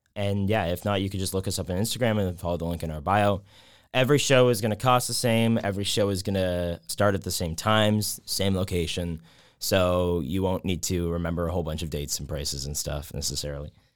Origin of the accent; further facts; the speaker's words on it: Whitby, Ontario, Canada; also born or lived in Waterloo, Canada; I'm from Whitby. Um, so Durham region